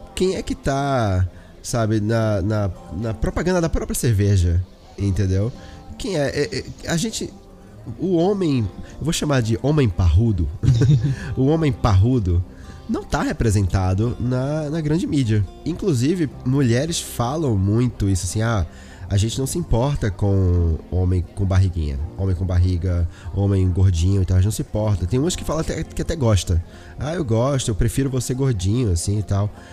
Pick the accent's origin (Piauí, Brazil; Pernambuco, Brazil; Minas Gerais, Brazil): Pernambuco, Brazil; Olinda; moved away; eu sou de Pernambuco, né? De Olinda, Recife